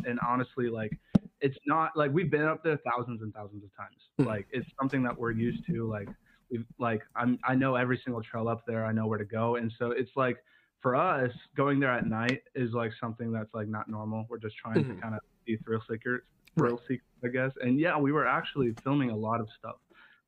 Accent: Casper, Wyoming, United States; moved away as an adult; now in Texas, United States; I come from Casper, Wyoming

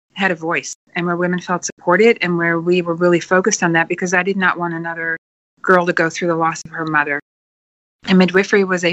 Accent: Netherlands; moved away; also born or lived in New Zealand; I'm originally from Holland

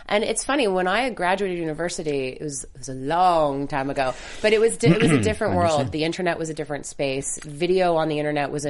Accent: Montreal, Quebec, Canada; I'm Canadian. I'm from Montreal.

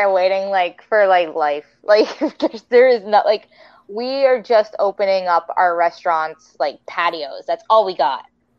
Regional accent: Ontario, Canada; I'm from Canada. I'm in Ontario, Canada, where we are still incredibly locked down.

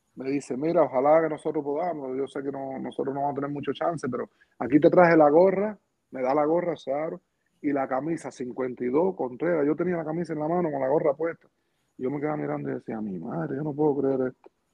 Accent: Pinar del Río, Cuba; moved away as an adult; yo soy cubano, estoy pidiendo asilo político

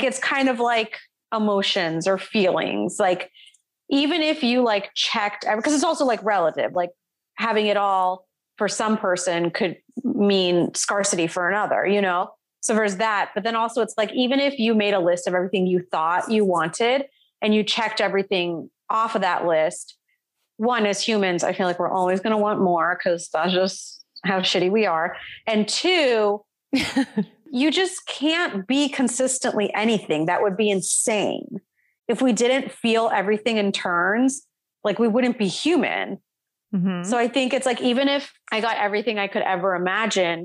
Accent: Vero Beach, Florida, United States; moved away as an adult; also born or lived in Atlanta; I was born and raised in Florida

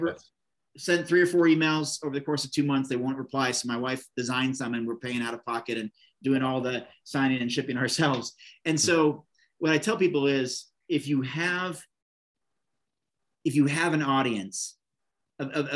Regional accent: Oregon, United States; Bend, Oregon, this little town, and my home state

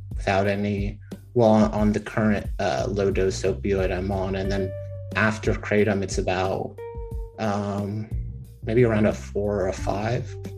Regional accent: Texas, United States; I'm from the great state of Texas

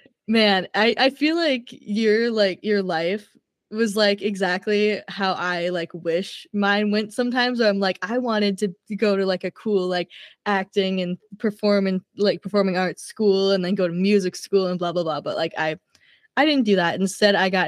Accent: Minneapolis, Minnesota, United States; I'm from Minneapolis

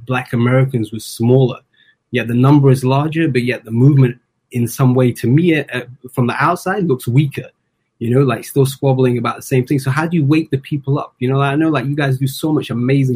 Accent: England, United Kingdom; also born or lived in Kenya; now in Canada; I'm originally from England by way of Kenya.

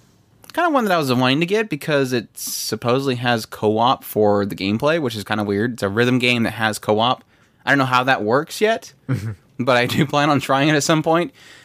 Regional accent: United States; As an American

